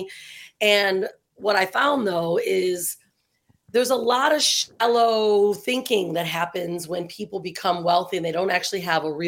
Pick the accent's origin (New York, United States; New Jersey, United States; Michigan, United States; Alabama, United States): Michigan, United States; Detroit; moved away as an adult; also born or lived in San Diego, California; now in Bali, Indonesia; I was born and raised in Detroit